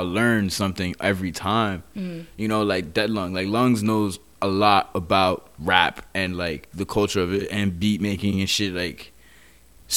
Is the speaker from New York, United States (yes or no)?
yes; New York City, New York, United States; I'm from Queens, New York